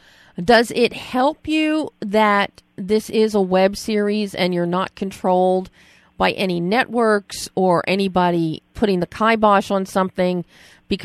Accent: Philadelphia, Pennsylvania, United States; I grew up in Philadelphia

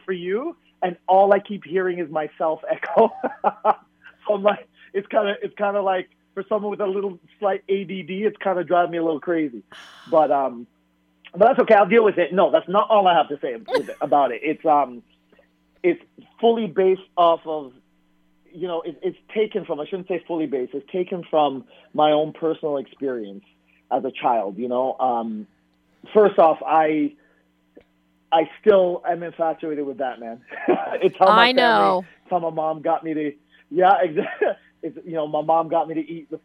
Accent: Toronto, Ontario, Canada; I grew up in Toronto

